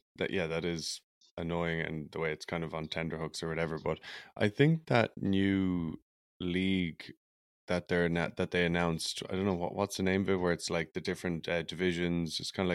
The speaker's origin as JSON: {"language": "English", "country": "Ireland", "moved": "yes", "lives_now": "British Columbia, Canada", "said": "I'm from Ireland"}